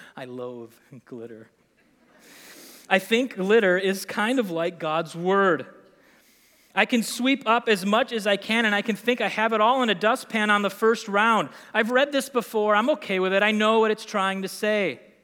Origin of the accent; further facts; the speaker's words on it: Green Bay, Wisconsin, United States; moved away as an adult; also born or lived in Milwaukee, Wisconsin / Estes Park, Colorado; now in Appleton, United States; I grew up in Green Bay